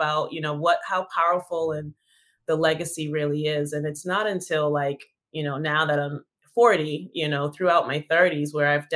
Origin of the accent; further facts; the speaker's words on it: Massachusetts, United States; I'm from Massachusetts